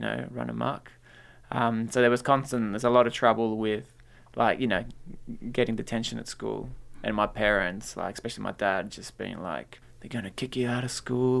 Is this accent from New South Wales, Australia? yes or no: yes; North Shore, New South Wales, Australia; English is a second language; also born or lived in Peru; I grew up in the North Shore, so there weren't many Latino kids around there.